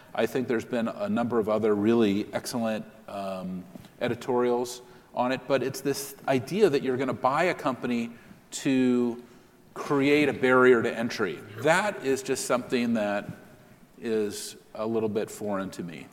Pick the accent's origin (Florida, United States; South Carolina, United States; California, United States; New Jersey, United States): California, United States; San Francisco; I'm a native San Franciscan. I was mm-hmm. born a few blocks from this building